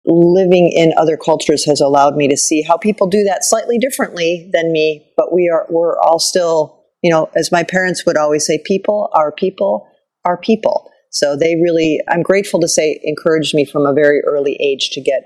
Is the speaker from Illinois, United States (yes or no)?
yes; Chicago, Illinois, United States; moved away as an adult; also born or lived in New York / Paris / Cairo / Sharm el-Sheikh; I grew up outside of Chicago